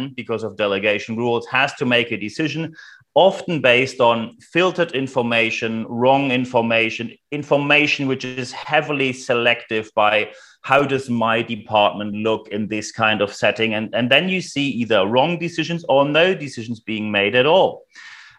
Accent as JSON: {"language": "English", "country": "Germany", "accent": "German", "said": "as you can probably hear by my charming accent, I am German"}